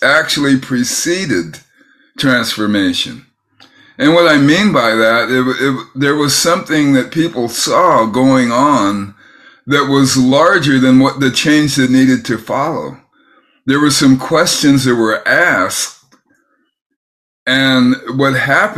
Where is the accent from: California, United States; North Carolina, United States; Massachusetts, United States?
California, United States; San Francisco Bay Area; I grew up in the San Francisco Bay Area